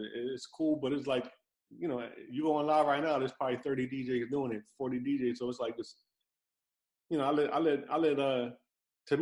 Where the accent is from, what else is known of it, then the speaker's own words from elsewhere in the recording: New York, United States; moved away as an adult; now in Miami, United States; I lived in New York my whole life. I've only been in Miami a year and some change now